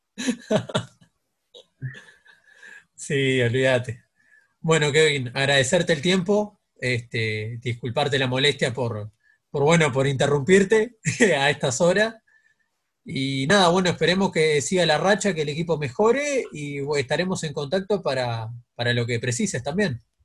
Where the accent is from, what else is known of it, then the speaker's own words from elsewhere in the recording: Uruguay; asumiste como somos los uruguayos.